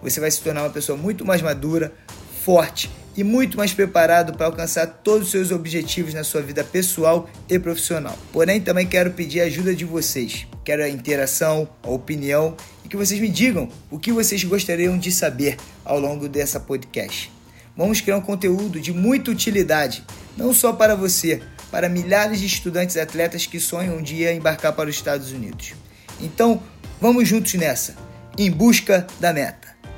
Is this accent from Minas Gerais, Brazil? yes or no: no; Rio de Janeiro, Brazil; now in United States; sou do Rio de Janeiro